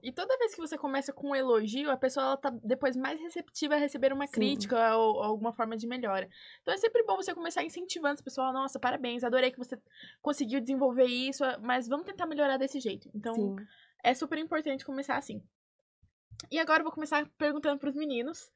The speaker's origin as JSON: {"language": "Portuguese", "town": "Dourados", "region": "Mato Grosso do Sul", "country": "Brazil", "moved": "as an adult", "said": "Eu vim de Dourados, Mato Grosso do Sul"}